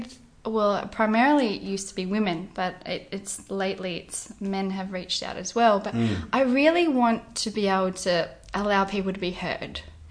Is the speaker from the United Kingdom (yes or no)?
no; Albany, Western Australia, Australia; It was a beautiful place to grow up. I was always near the water. So growing up down at Middleton Beach with surf club